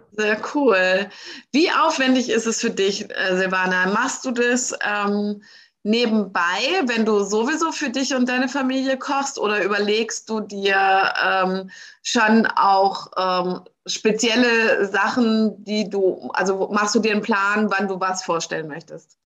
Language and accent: German; Germany; mich als Deutsche